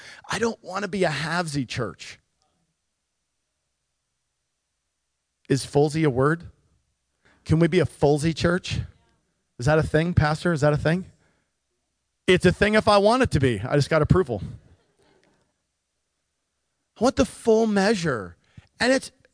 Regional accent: Nikiski, Alaska, United States; I grew up in Nikiski.

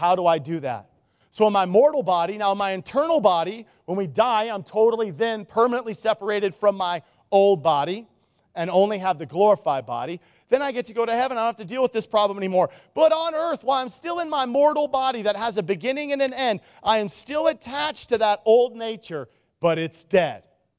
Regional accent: Nikiski, Alaska, United States; I grew up in Nikiski. Birds don't live by the chemical plant.

